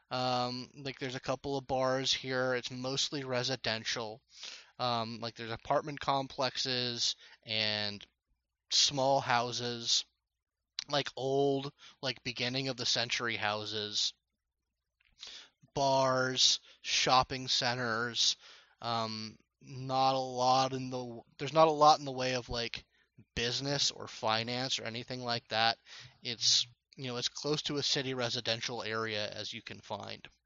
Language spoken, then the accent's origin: English; Texas, United States; I'm from Texas.